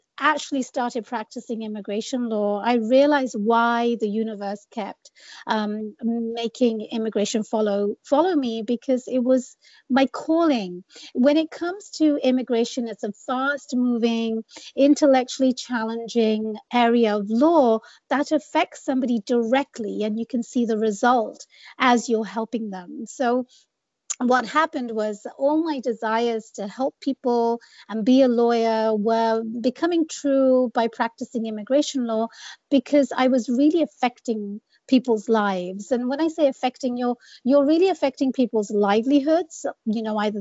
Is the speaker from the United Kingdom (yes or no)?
yes; England, United Kingdom; moved away as an adult; also born or lived in Bangladesh / London; now in United States; I grew up in England. I was born and raised in the UK.